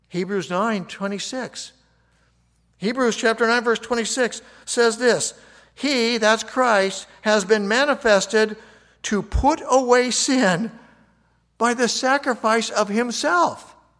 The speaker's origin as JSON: {"language": "English", "country": "United States", "said": "I'm an American"}